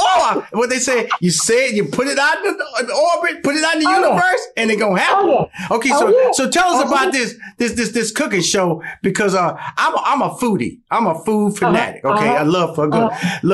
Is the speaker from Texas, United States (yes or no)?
yes; Houston, Texas, United States; born there; also born or lived in New York / Chicago / Los Angeles; now in Atlanta, United States; because I was born in Houston, Texas. I'm still in Atlanta, Georgia. I may have lived in New York, Chicago, LA, but I'm a country boy.